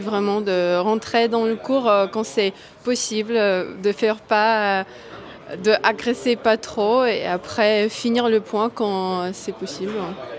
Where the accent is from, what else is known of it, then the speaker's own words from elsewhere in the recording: Moscow, Russia; now in Boulogne-Billancourt, France; je suis née à Moscou et ça fait, je pense, deux ans. J'habite à Bologne